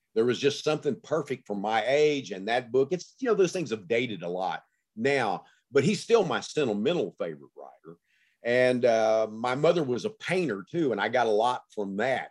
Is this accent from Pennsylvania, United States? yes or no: no; Gladewater, Texas, United States; growing up in Gladewater, Texas, when I did in the nineteen fifties, sixties, you know, early seventies.